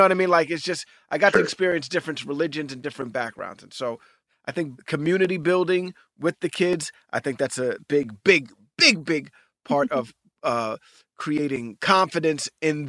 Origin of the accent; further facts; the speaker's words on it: New York City, New York, United States; I grew up in a very diverse community. I grew up in Hell's Kitchen, New York City, and it wasn't just Black people. There were Spanish, Russian, Jewish, Muslim. I mean, it just was like a melting pot.